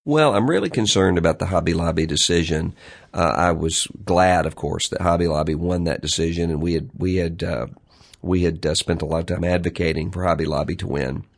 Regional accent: Mississippi, United States; my home state of Mississippi

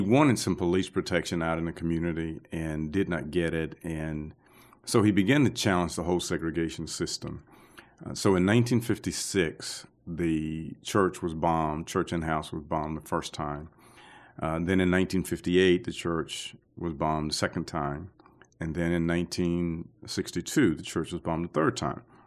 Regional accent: Aliceville, Alabama, United States; moved away as an adult; also born or lived in Tuscaloosa, Alabama; now in Birmingham, United States; I'm originally from a place called Aliceville, Alabama

